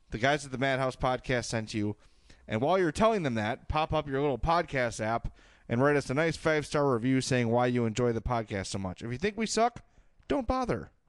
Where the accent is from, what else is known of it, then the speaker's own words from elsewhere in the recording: Chicago, Illinois, United States; now in North Carolina, United States; I was born in Chicago, raised by a diehard Hawks fan, to be diehard Hawks fans. Uh, currently, however, I live in North Carolina. I've lived out of here, out here for some time now